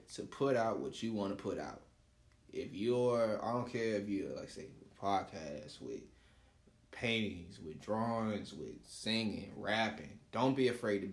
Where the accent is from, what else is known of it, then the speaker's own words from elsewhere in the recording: South Florida, United States; I'm from South Florida